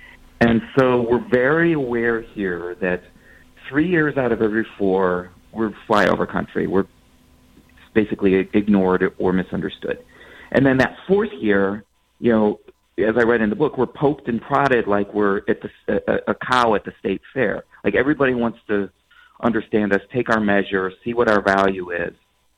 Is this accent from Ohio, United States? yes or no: yes; Akron, Ohio, United States; the one in my hometown in Akron, Ohio